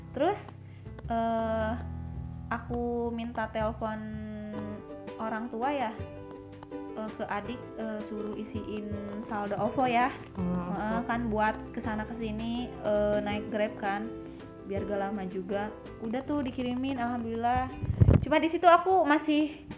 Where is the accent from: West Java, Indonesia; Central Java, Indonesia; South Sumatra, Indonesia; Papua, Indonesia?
West Java, Indonesia; Bogor; orang Bogor oh dari Bogor katanya